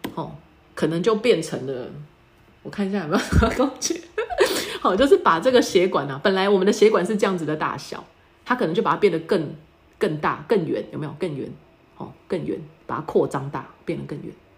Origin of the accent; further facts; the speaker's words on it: Taiwan; 我们台湾人的身体来讲呢，糖尿病特别的多，因为台湾人也，也蛮爱喝饮料的